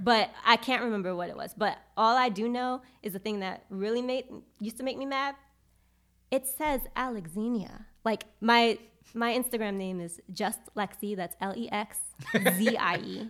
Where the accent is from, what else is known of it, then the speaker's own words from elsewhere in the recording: New York City, New York, United States; moved away as an adult; also born or lived in Charlotte, North Carolina; I am from Brooklyn, New York